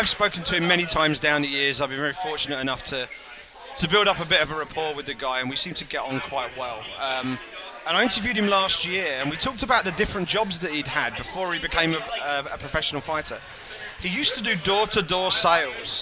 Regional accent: England, United Kingdom; I come from England

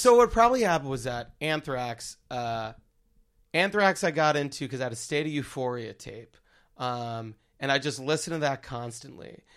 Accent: Baldwin, New York, United States; born or raised there; now in Brooklyn, United States

